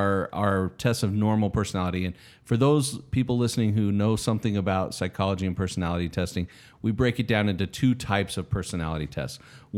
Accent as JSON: {"language": "English", "region": "Utah", "country": "United States", "said": "Yes, I'm from Utah."}